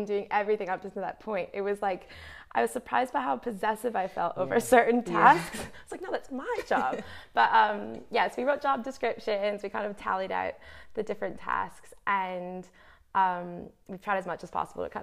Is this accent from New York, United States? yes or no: yes; New York, United States; moved away; where I'm from, New York, I'm American